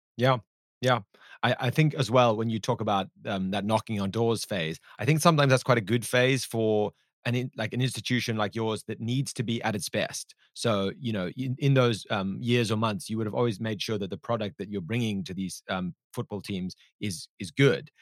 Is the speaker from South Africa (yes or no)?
yes; South Africa; my home country of South Africa